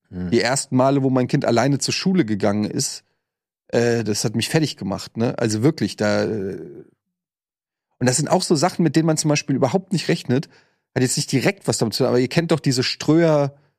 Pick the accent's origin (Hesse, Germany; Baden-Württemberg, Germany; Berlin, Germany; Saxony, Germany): Hesse, Germany; Frankfurt; moved away as an adult; now in Hamburg, Germany; in Frankfurt zwar auch stadtnah gewohnt, aber es war trotzdem eine relativ ruhige Straße